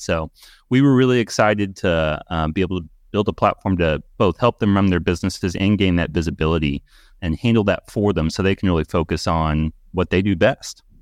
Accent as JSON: {"language": "English", "town": "Louisville", "region": "Kentucky", "country": "United States", "tie": "born or raised there", "said": "Louisville, Kentucky, born and raised here"}